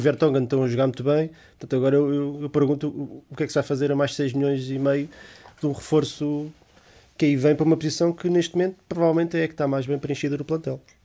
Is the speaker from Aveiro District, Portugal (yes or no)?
no; Lisbon, Portugal; eu sou Lisboeta, portanto. Não, não há mais Lisboeta do que eu